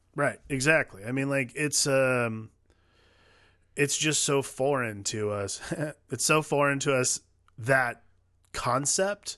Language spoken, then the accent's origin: English; Midwest, United States; I grew up in the Midwest with a dad who watched the History Channel all the time